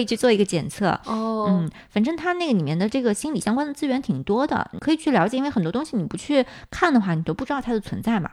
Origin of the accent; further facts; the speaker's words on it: China; moved away as an adult; also born or lived in United States; 我们很多在国内长大的小伙伴